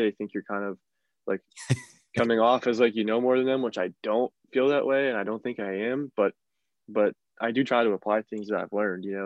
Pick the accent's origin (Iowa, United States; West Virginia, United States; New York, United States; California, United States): West Virginia, United States; northern; I'm from northern West Virginia